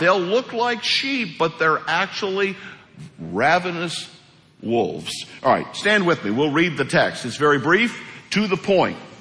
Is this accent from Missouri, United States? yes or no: yes; Hawk Point, Missouri, United States; moved away; I am from Hawk Point, Missouri. And um, Hawk Point's a town of about 400 people. Things are a little different in Hawk Point. They were when I was a kid